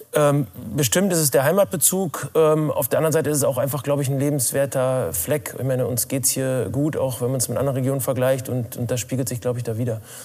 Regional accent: Rheine, North Rhine-Westphalia, Germany; also born or lived in Spelle, Lower Saxony; Mein Elternhaus ist in Spelle. Ich bin in Rheine zur Schule gegangen, deswegen in Rheine und Spelle groß geworden.

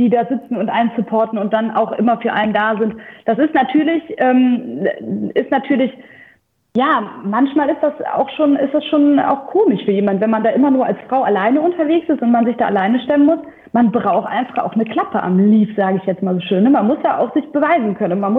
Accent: Bonn, North Rhine-Westphalia, Germany; dem geschuldet, wo ich herkomme, in bonn boy zum Beispiel, das ist ja meine eigentliche

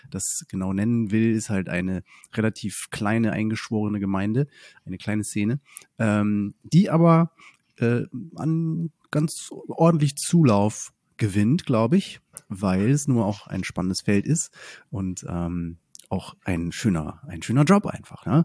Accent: Oldenburg, Lower Saxony, Germany; bei, bei Bremen, also das echte mhm. Oldenburg.

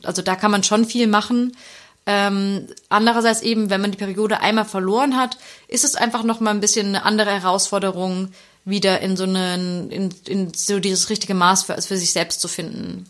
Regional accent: Germany; bei uns in Deutschland

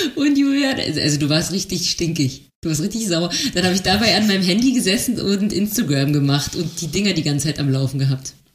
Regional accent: Germany; Wir als Deutsche

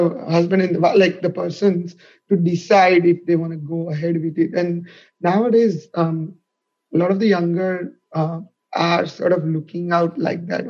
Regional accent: Ahmedabad, Gujarat, India; moved away as an adult; now in Melbourne, Australia; So I am from Ahmedabad, city of Ahmedabad in state of Gujarat in India, which is a west part of India. I've never moved from Ahmedabad anywhere

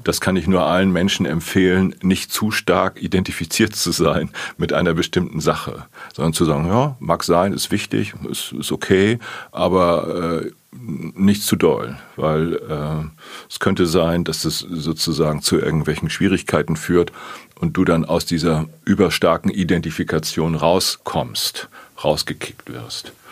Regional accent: Plön district, Schleswig-Holstein, Germany; now in Hamburg, Germany; ich komme aus dem Kreis Plön

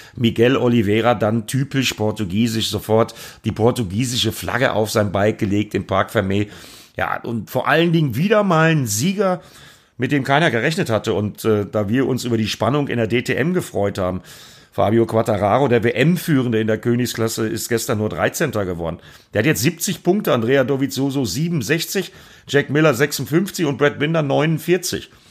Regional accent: Altena, North Rhine-Westphalia, Germany; moved away; ich komme aus Altena, das ist einmal über den Berg im Grunde genommen

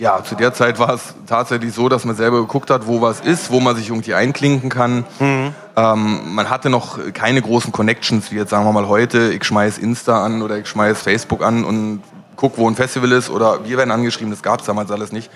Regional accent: Berlin, Germany; also ich bin in Schöneberg groß geworden

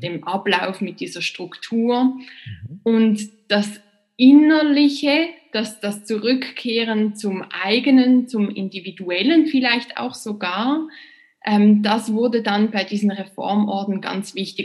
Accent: Basel, Basel-Stadt, Switzerland; also born or lived in Princeton, United States / New York, United States; Und dann bin ich zurückgekommen in meine Heimatstadt Basel

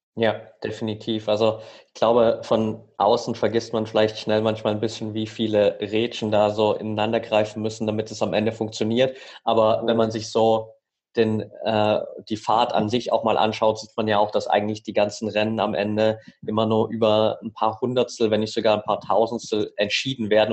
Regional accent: near Altenberg, Saxony, Germany; Ich bin nämlich tatsächlich in der Nähe von Altenberg aufgewachsen.

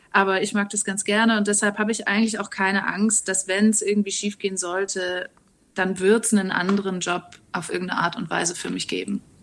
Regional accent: Reutlingen, Baden-Württemberg, Germany; also born or lived in Hamburg; now in Berlin, Germany; Also ich komme eigentlich aus Reutlingen, das ist im schönen Schwaberländle.

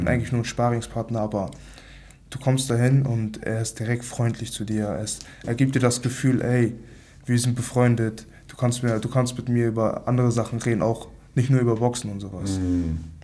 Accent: Hamburg, Germany; 23 Jahre alt, aus Hamburg, aufgewachsen in Altona

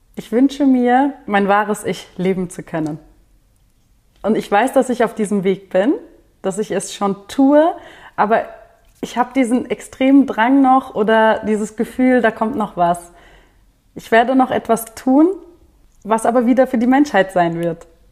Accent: Wiesbaden, Hesse, Germany; hier in Deutschland, da wo ich aufgewachsen bin, in Wiesbaden

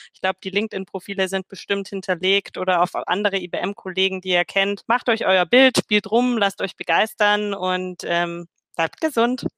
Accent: Swabia, Germany; als Schwäbin

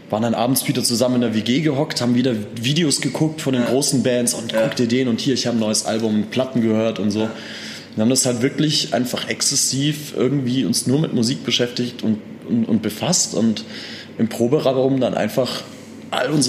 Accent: Austria; Ich komme eigentlich aus Österreich. Ich bin

